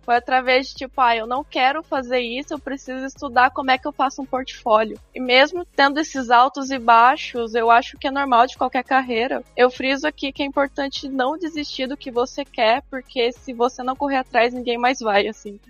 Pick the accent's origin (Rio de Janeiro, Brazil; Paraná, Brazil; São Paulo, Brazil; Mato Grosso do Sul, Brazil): Paraná, Brazil; Santo Antônio da Platina, northern; eu sou de Santana do Platino, norte do Paraná, uma cidade pequena